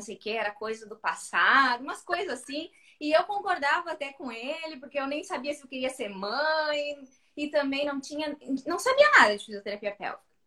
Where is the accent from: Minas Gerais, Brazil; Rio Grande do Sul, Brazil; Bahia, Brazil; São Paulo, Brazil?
Rio Grande do Sul, Brazil; Santa Vitória do Palmar; sou de Santa Vitória do Palmar, interior do Rio Grande do Sul, a última cidade antes de ser Chuí, Uruguai